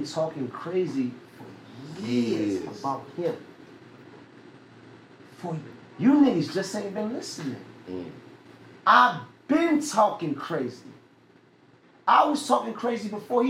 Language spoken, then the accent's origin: English; New York City, New York, United States; I'm from Bedford, Stuyvesant